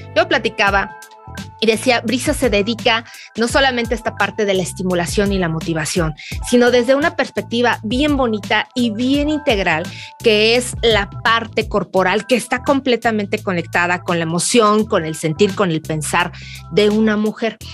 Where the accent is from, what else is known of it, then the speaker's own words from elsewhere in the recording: Mexico; Somos mujeres latinas o mujeres mexicanas